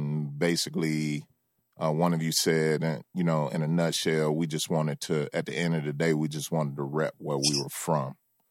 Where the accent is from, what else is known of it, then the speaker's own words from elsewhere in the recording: Memphis, Tennessee, United States; moved away as an adult; now in Atlanta, United States; I live in Atlanta and shit is fly. It's a lot of beautiful women out here, blah, blah, blah. But at the end of the day, I want you to know I'm from Memphis. I'm not one of these goof ass Atlanta motherfuckers.